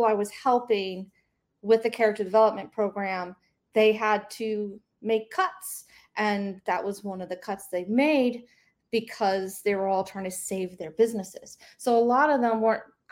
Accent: Mississippi, United States; I grew up in Mississippi

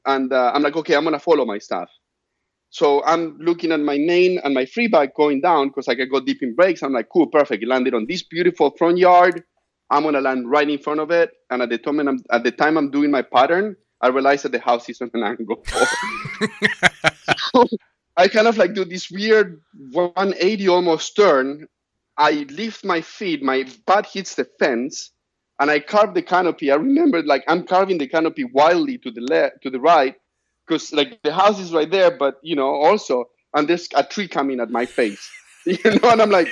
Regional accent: Argentina; now in United States; my hometown in Argentina

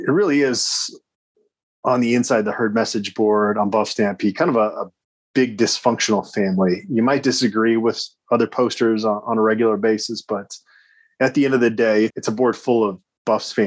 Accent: Phoenix, Arizona, United States; moved away; I went to Arizona State because I grew up in Phoenix

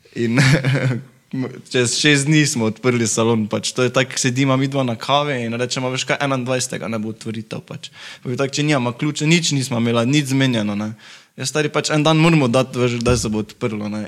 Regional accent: Carinthia, Slovenia; now in Maribor, Slovenia; rodil sem se v Slovenki, tako da sem bil iz Koroške. Pred desetimi leti sem se preselil v Maribor z mamo.

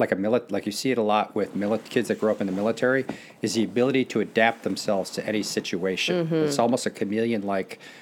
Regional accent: Naperville, Illinois, United States; also born or lived in Youngstown, Ohio / Beirut, Lebanon; I really enjoyed growing up in Naperville

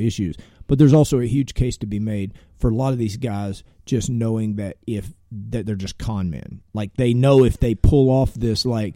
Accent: Tennessee, United States; I basically graduated high school, you know, growing up in Tennessee

